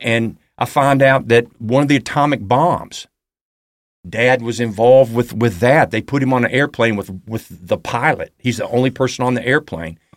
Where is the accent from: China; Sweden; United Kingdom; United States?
United States; Huntsville, Alabama; also born or lived in Birmingham, Alabama; two months after I was born in Birmingham, we moved to Huntsville, Alabama